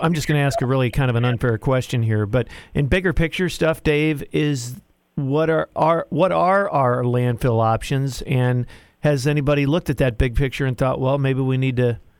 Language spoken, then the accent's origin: English; Midwest, United States; now in Tennessee, United States; I'm from the Midwest